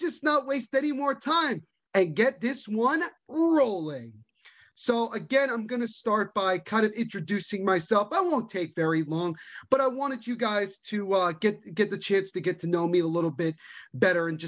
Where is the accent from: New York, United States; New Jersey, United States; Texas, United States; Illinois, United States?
New Jersey, United States; born and raised in New Jersey, still live here to this day.